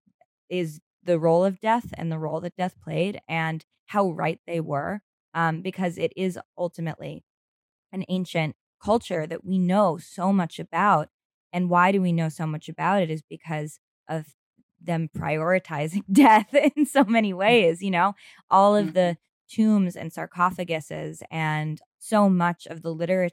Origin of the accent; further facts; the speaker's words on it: New York, United States; I grew up in New York